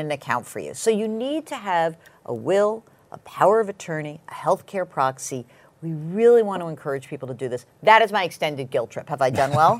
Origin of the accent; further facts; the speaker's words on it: Westchester, New York, United States; I grew up in Westchester